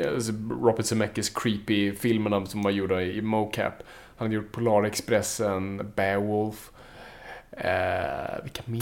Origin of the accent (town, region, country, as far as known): Sweden